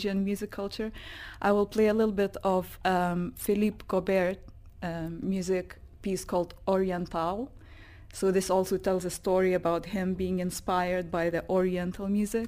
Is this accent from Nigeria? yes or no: no; Lithuania; moved away as an adult; also born or lived in United Kingdom / Netherlands; now in Dubai, United Arab Emirates; I'm from Lithuania